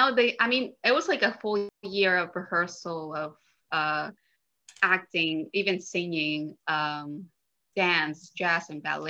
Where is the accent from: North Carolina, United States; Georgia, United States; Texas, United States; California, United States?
Texas, United States; border town with Mexico; I grew up in Texas in a border town between Texas and Mexico.